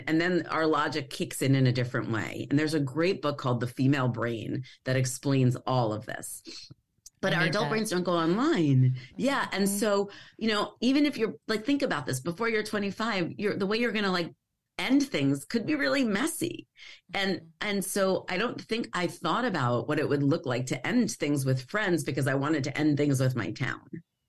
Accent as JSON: {"language": "English", "town": "Long Island", "region": "New York", "country": "United States", "tie": "born or raised there", "said": "I grew up on Long Island, and I just didn't ever, I mean, I probably look like I fit in very well, but I didn't ever feel like I fit in."}